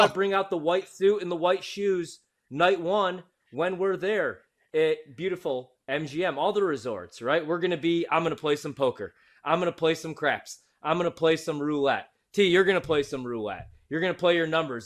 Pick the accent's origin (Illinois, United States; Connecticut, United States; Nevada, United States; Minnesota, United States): Illinois, United States; Chicago; now in Washington, D.C., United States; I'm from Chicago